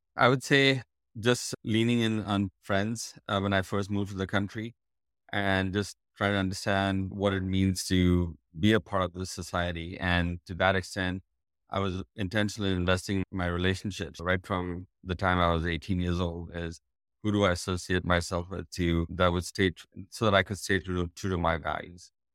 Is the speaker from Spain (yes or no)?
no; India; moved away as an adult; now in United States